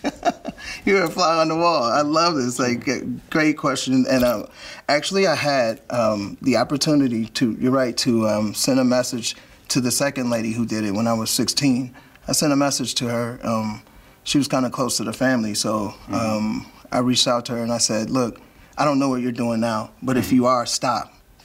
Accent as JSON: {"language": "English", "town": "Gary", "region": "Indiana", "country": "United States", "said": "I'm from Gary, Indiana"}